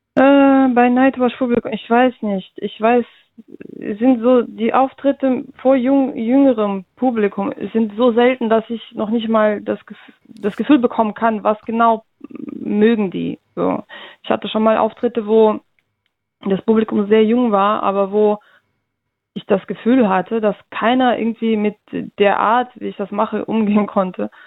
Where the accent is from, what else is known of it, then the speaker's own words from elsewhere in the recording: Russia; now in Germany; ich komme aus Russland